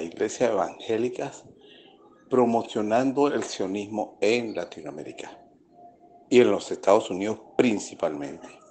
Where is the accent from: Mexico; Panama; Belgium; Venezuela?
Venezuela; que es lo que somos todos los venezolanos, todos, sin excepción